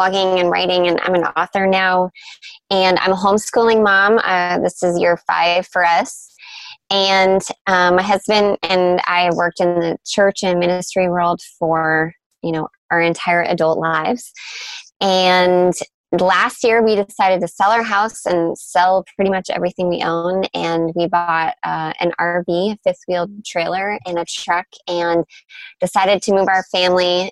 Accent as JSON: {"language": "English", "country": "Canada", "tie": "born or raised there", "moved": "yes", "said": "So I'm Canadian, and all of my family still lives in my small hometown in Canada"}